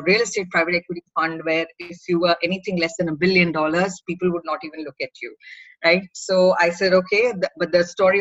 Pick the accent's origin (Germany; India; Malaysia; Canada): India; Bangalore, Karnataka; I'm from Bangalore